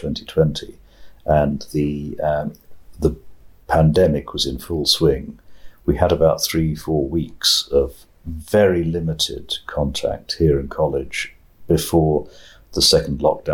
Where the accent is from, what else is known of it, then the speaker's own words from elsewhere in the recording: England, United Kingdom; this Englishman